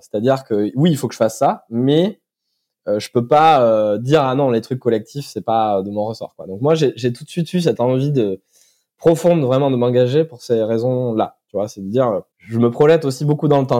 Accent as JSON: {"language": "French", "town": "Brive-la-Gaillarde", "region": "Nouvelle-Aquitaine", "country": "France", "said": "je suis originaire de Corrèze, de Brive-la-Gaillarde, précisément"}